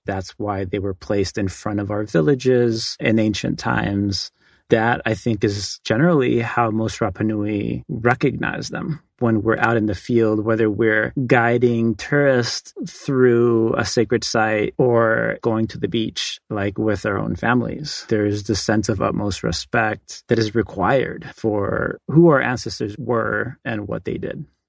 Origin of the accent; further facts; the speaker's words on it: Hanga Roa, Valparaíso, Chile; I was born on Rapa Nui.